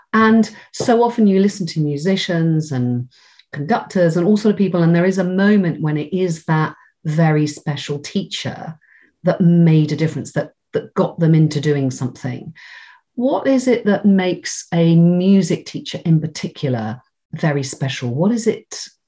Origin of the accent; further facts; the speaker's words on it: South West England, United Kingdom; So everyone always says to me, well, you don't sound very Cornish. And I always say, well, it's because I think because I went to drama school, and also my mum doesn't sound very Cornish.